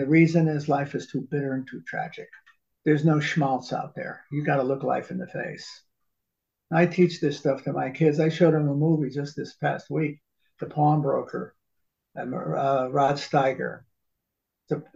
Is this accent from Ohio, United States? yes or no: no; New Haven, Connecticut, United States; I grew up in New Haven, right at Yale